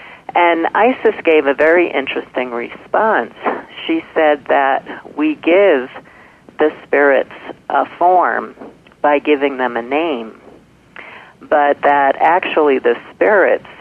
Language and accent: English; New York City, New York, United States; when I was pretty little, again, growing up in Brooklyn